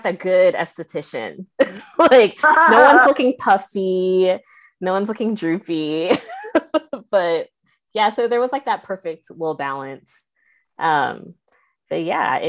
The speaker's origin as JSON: {"language": "English", "area": "Bay Area", "region": "California", "country": "United States", "tie": "born or raised there", "moved": "yes", "lives_now": "Las Vegas, United States", "said": "I grew up in the Bay Area"}